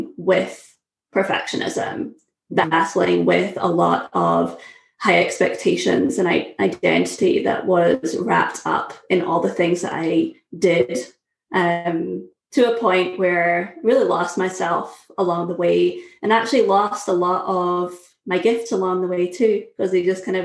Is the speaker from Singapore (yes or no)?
no; Scotland, United Kingdom; moved away as an adult; also born or lived in Syracuse, United States; now in United States; I'm originally from Scotland. Moved to the US in 2009